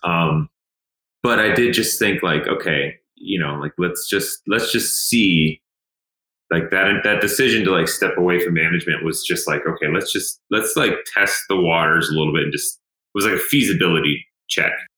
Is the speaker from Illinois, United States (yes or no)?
no; Emmitsburg, Maryland, United States; I grew up in Western Maryland, so um, I, you know, like I, I grew up in a really, really pretty area. Emmitsburg, Maryland